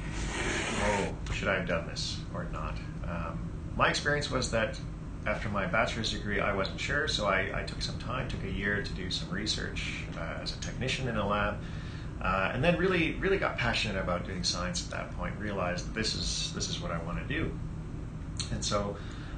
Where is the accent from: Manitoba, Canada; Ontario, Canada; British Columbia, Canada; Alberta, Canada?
British Columbia, Canada; Vancouver; I grew up here in the Vancouver area